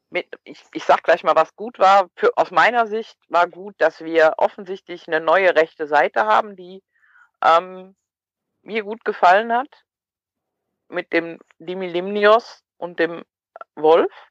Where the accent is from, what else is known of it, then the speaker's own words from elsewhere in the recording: Cologne, North Rhine-Westphalia, Germany; aber als Kölner bist du ja dankbar, wenn du mal einen Elfer kriegst